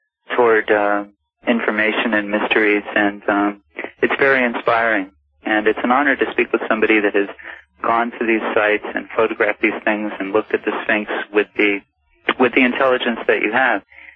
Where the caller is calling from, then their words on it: Philadelphia, Pennsylvania, United States; I'm calling from Philadelphia.